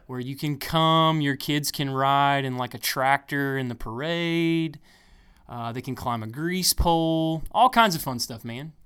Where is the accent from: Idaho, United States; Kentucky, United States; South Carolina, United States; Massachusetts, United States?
South Carolina, United States; Pumpkintown; I'm from a little part of the world called Pumpkin Town. Pumpkin Town, South Carolina